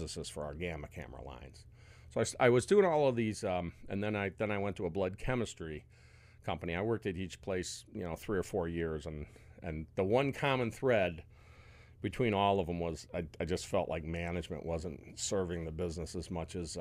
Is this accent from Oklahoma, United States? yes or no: no; Rocky River, Ohio, United States; also born or lived in Westlake, Ohio; I grew up in Rocky River and Westlake